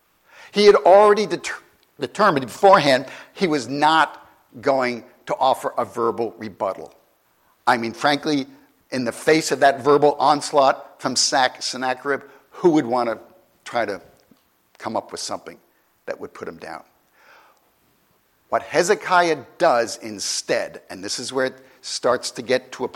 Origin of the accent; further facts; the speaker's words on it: New York, United States; I'm from New York